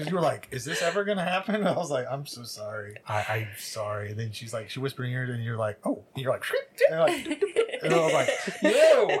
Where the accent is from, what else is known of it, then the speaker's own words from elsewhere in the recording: New Jersey, United States; And I was like, yeah, me too.